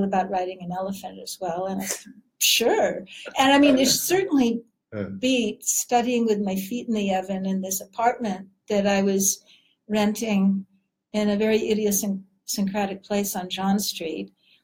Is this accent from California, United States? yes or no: yes; Southern California, United States; moved away; also born or lived in Washington / Oregon; been growing up in Southern California